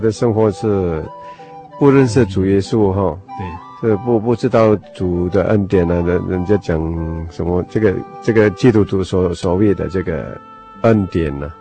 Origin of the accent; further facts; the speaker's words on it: Sabah, Malaysia; 我是，我是那边的原住民啊